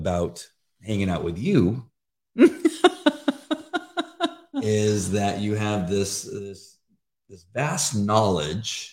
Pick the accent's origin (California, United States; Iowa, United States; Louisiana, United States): California, United States; La Mirada; also born or lived in Orange County / Riverside; I grew up in La Mirada, but I've been mostly in Orange County.